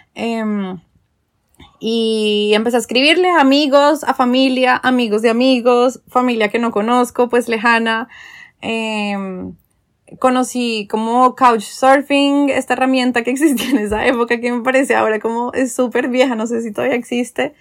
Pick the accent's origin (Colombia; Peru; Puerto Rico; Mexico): Colombia; moved away as an adult; also born or lived in London; por ser colombiana